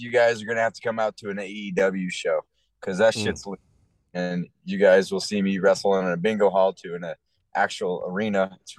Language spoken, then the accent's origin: English; Seattle, Washington, United States; We're both from Seattle